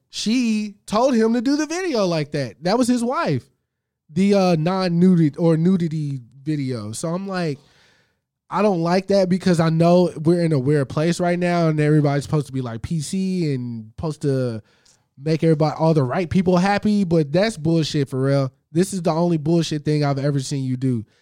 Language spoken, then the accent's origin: English; the South, United States; I'm from the South